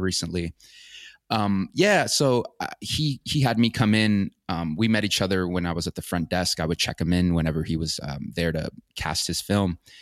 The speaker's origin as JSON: {"language": "English", "town": "Orlando", "region": "Florida", "country": "United States", "tie": "born or raised there", "also_born_or_lived": "Santa Ana, El Salvador / Los Angeles / Encino, California", "moved": "as an adult", "said": "I, I grew up in, um, Orlando, Florida. Um, I was actually, I was born in, uh, El Salvador, in Santa Ana, El Salvador, and I came to the United States with my family when I was a baby."}